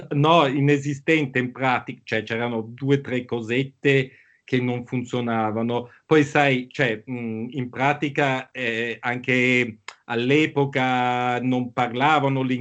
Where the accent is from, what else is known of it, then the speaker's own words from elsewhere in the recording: Bangkok, Thailand; born there; io sono nato a Bangkok, quindi mi sento un po' asiatico